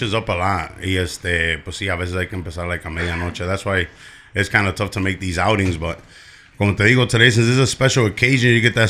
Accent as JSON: {"language": "English", "town": "Chicago", "region": "Illinois", "country": "United States", "tie": "born or raised there", "said": "Back of the yards way. Then after back of the yards, we moved a little bit over towards like 43rd and Western."}